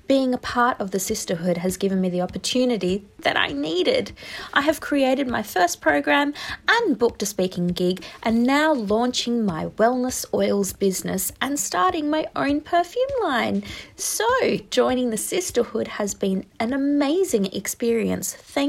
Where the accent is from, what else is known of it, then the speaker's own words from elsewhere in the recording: Western Australia, Australia; I'm from Western Australia.